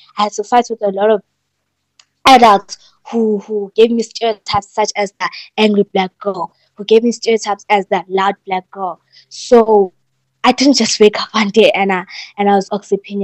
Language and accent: English; Newcastle, KwaZulu-Natal, South Africa; moved away; my hometown in Newcastle, KZN